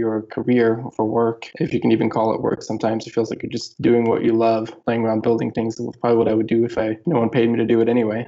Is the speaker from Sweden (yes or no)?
yes; Gothenburg, Västra Götaland, Sweden; moved away as an adult; also born or lived in Los Angeles, California; I grew up in Sweden, a town called Gothenburg, Sweden